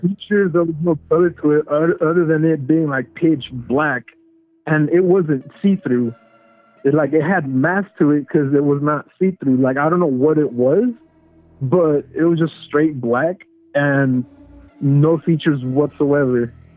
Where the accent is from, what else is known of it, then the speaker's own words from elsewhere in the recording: California, United States; I'm from California